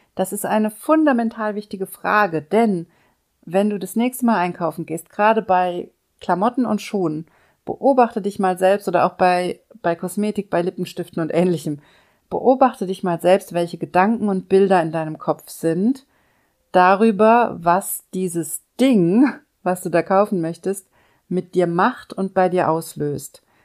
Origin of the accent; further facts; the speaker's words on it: Germany; hier bei uns in Deutschland